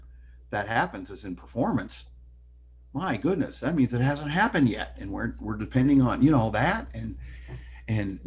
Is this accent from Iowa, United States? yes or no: yes; Iowa, United States; moved away as an adult; I went back to my home state of Iowa